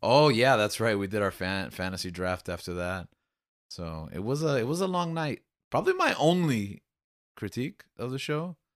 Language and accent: English; Miami, Florida, United States; Cuban culture, a big part of, like, growing up in Miami, especially in the nineties